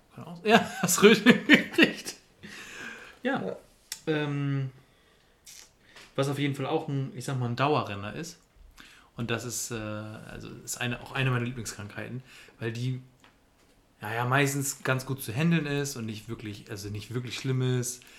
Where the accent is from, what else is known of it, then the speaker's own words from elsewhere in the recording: Germany; wir als Deutsche